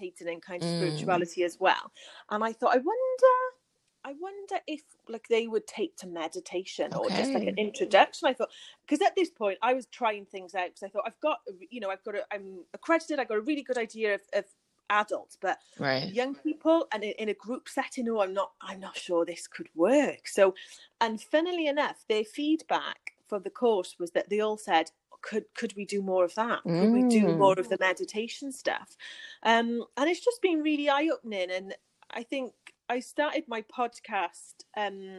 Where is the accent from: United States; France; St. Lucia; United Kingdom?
United Kingdom; I'm from the UK, if you can't guess from my accent.